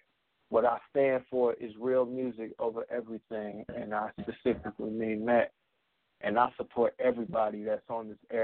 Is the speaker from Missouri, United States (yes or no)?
no; Michigan, United States; I am from Michigan, the home of the Wolverines.